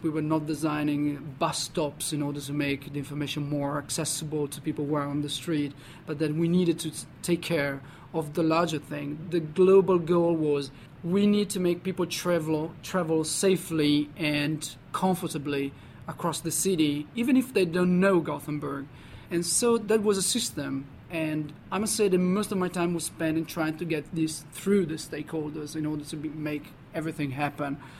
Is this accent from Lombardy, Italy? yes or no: no; Parma, Emilia-Romagna, Italy; moved away; I'm originally Italian, so I grew up in Parma, which is a city in the north of Italy